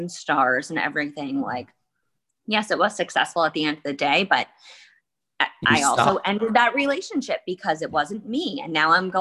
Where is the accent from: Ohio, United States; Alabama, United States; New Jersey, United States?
New Jersey, United States; Livingston; I grew up in New Jersey.